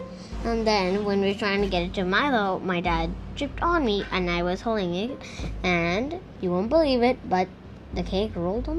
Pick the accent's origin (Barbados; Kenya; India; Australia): India; also born or lived in Singapore; My home country is India, but then I moved to Singapore. And now I'm in Russia?